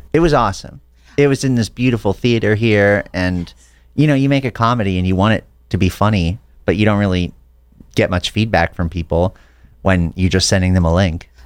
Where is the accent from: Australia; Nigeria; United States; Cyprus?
United States; Santa Fe, New Mexico; moved away as an adult; now in Los Angeles, United States; I grew up in Santa Fe, New Mexico.